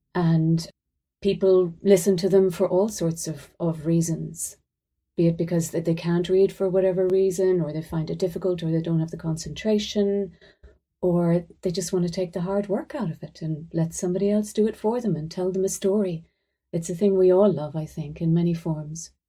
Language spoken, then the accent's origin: English; Ireland